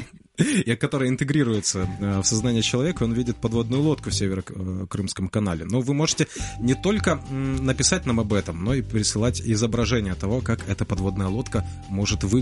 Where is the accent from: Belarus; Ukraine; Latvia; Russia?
Ukraine; Crimea; Сам говорил, да, я никогда этого не отрицал, и Действительно, я крымчанин. На момент 2014 года я жил в Крыму